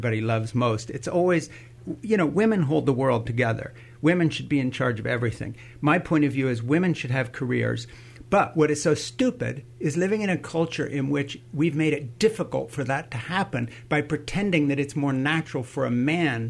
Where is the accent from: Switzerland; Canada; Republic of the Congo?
Switzerland; moved away; I grew up in Switzerland